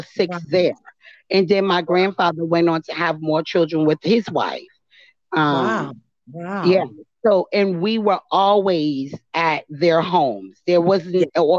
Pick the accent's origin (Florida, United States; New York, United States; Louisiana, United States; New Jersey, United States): New York, United States; New York City; also born or lived in Coney Island, Brooklyn; I was born and raised in East New York